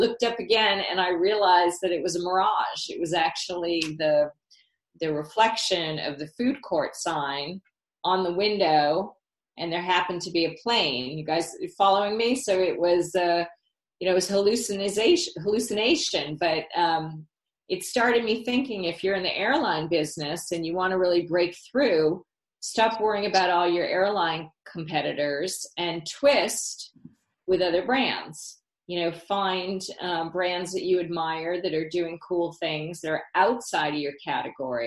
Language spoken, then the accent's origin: English; Massachusetts, United States; when I was a little girl growing up in Massachusetts